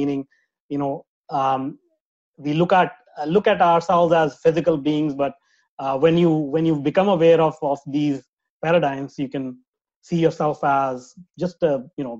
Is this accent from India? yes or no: yes; India; moved away; I grew up in India